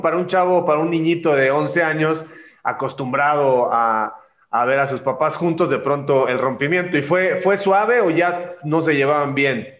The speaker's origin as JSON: {"language": "Spanish", "country": "Mexico", "said": "Nosotros somos, los latinos, los mexicanos, somos muy muéganos"}